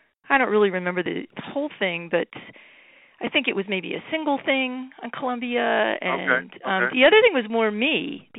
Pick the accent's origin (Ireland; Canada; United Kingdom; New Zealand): Ireland; No, I'm so Irish, and Pepe was so Italian, I think.